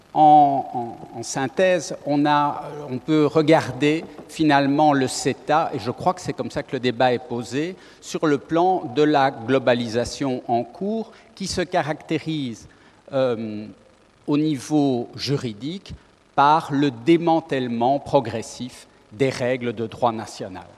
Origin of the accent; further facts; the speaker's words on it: Belgium; nous sommes belges